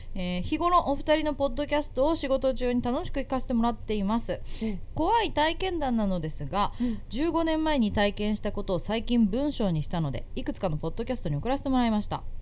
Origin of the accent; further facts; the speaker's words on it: Chiba, Japan; 千葉生まれ千葉育ちの